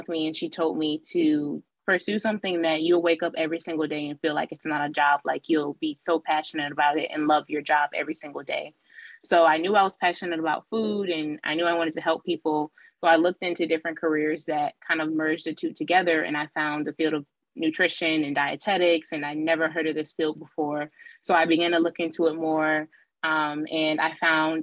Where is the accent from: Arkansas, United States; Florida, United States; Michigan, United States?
Michigan, United States; Detroit; I grew up in Detroit, Michigan for about 3 years. I was born there.